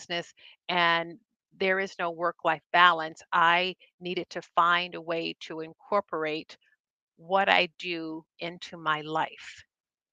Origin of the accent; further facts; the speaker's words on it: United States; I grew up here in the United States, American family, on table salt.